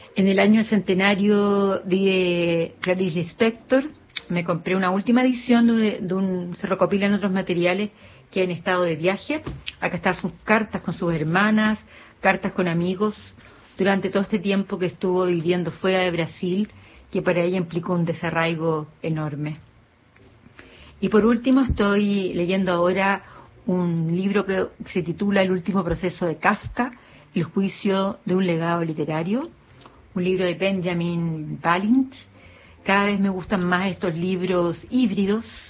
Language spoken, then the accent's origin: Spanish; Chile; soy escritora chilena